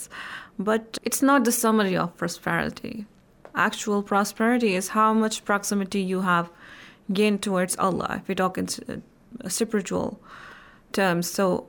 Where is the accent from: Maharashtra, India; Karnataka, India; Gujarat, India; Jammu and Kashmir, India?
Jammu and Kashmir, India; Indian Administrative Kashmir; from Indian Administrative Kashmir.